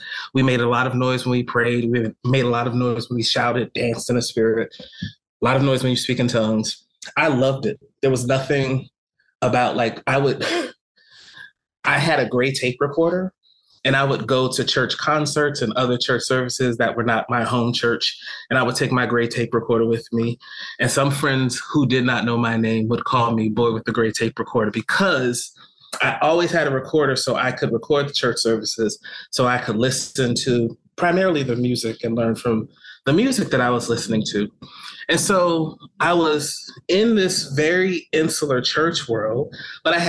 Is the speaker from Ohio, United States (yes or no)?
no; East Orange, New Jersey, United States; moved away as an adult; also born or lived in Philadelphia; I grew up in East Orange, New Jersey